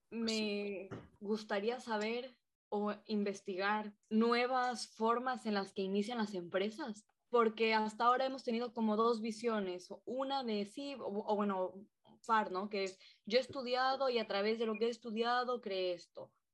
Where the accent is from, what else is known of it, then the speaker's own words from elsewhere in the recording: Quito, Pichincha, Ecuador; moved away as an adult; now in Valencia, Spain; los tres somos de Quito, Ecuador. Nos conocimos ahí, eh, íbamos juntos a clase